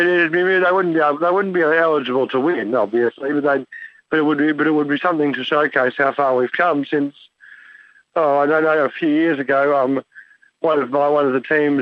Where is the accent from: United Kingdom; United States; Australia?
Australia; Brisbane, Queensland; moved away as an adult; now in Melbourne, Australia; I grew up in Brisbane, and now I live in Melbourne